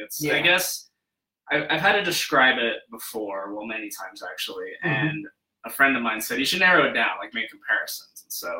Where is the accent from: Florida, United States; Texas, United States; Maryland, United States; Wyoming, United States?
Wyoming, United States; Rock Springs; moved away as an adult; now in Denver, United States; I grew up in Wyoming, actually.